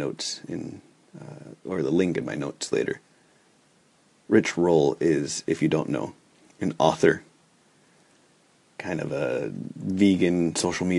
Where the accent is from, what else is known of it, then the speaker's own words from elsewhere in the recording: New York City, New York, United States; now in Minneapolis, United States; Growing up in New York City